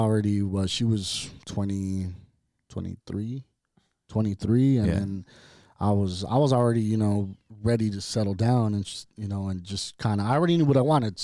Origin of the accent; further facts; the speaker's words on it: Ontario, California, United States; also born or lived in Montclair, California; now in Riverside, United States; I'm born in Montclair, California, but I was raised in Ontario